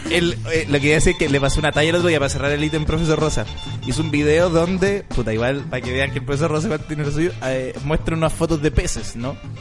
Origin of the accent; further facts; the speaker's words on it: Chile; Me formaron como persona, eh, como humano, como chileno